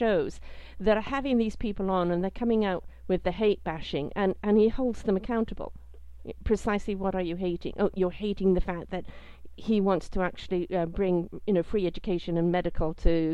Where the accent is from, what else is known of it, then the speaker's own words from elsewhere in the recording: Canada; as a Canadian